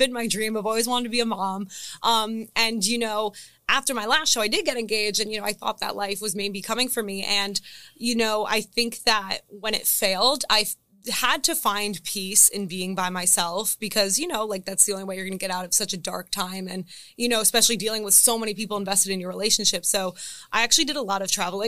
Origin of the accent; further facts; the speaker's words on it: New Jersey, United States; now in Delaware, United States; I'm from New Jersey